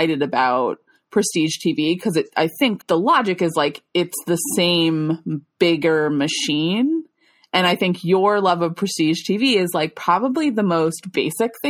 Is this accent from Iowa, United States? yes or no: no; Long Island, New York, United States; I'm from Long Island